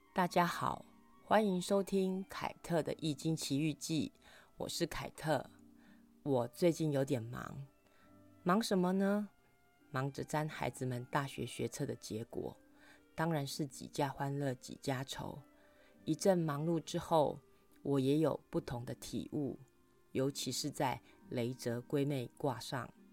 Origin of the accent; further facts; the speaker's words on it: Kaohsiung, Taiwan; 我国小的时候住在外婆家，那年塞洛马台风半夜登陆高雄